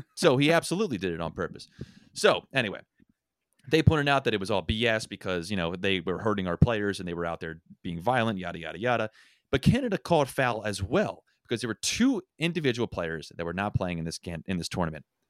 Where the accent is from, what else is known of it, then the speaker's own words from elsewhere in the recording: Philadelphia, Pennsylvania, United States; I'm from Philadelphia